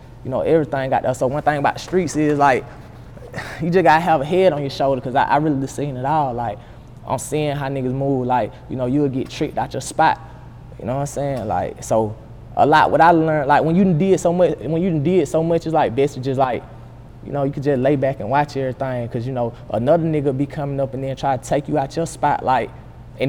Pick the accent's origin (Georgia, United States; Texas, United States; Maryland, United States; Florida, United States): Georgia, United States; Columbus; moved away as an adult; also born or lived in Stewart, Georgia; now in Atlanta, United States; I'm from Columbia, Georgia.